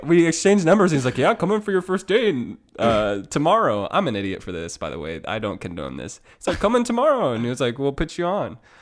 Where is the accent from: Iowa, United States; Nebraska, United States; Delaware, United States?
Iowa, United States; Iowa, my hometown, my, my home state